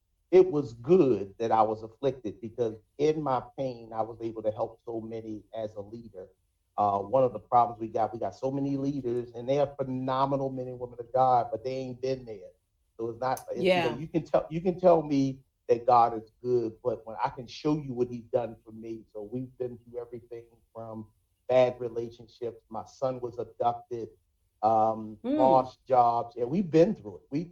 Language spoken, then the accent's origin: English; Baltimore, Maryland, United States; born and raised in Baltimore